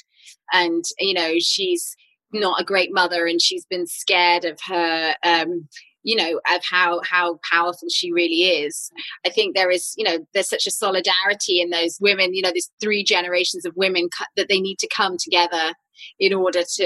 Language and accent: English; United Kingdom; growing up on Jane Austen adaptations and Dickens adaptations at home in the UK